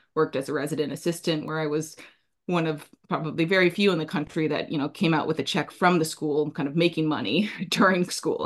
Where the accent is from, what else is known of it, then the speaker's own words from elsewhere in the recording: Anchorage, Alaska, United States; also born or lived in New Jersey; now in Hudson Valley, New York, United States; part of what's rooted in me from my upbringing, growing up in Alaska